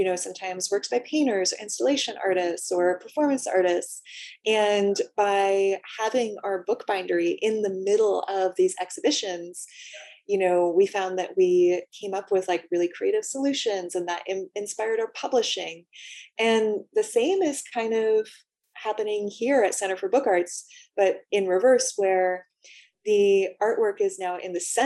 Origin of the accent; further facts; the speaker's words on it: Los Angeles, California, United States; also born or lived in San Diego; I'm from Los Angeles, but actually, yeah, spent a lot of time in San Diego growing up.